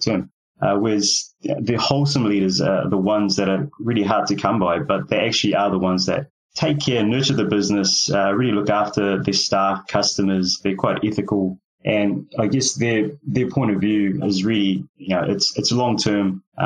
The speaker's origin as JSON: {"language": "English", "country": "New Zealand", "tie": "born or raised there", "also_born_or_lived": "Fiji", "said": "I was born in Fiji Islands. I've been raised in New Zealand"}